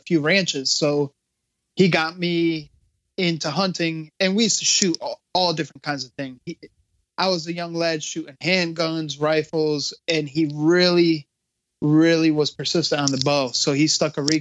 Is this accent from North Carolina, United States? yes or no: no; Waterbury, Connecticut, United States; also born or lived in West Des Moines, Iowa / Monterrey, Mexico; I'm from Connecticut, originally born in Iowa, raised in Mexico, and then we moved back to Connecticut. I've been here since I've been a young lad